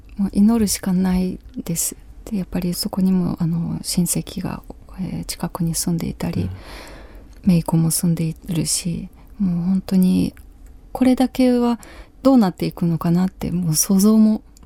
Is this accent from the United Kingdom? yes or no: no; Kyiv Oblast, Ukraine; Japanese is a second language; moved away as an adult; now in Japan; 私のふるさとウクライナ